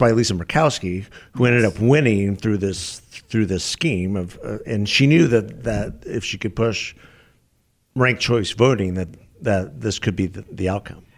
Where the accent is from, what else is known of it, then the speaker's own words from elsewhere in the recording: Tucson, Arizona, United States; my hometown